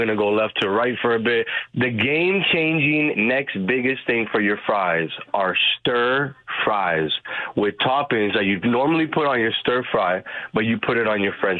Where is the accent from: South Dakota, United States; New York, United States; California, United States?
New York, United States; I'm from New York. I'm from New York.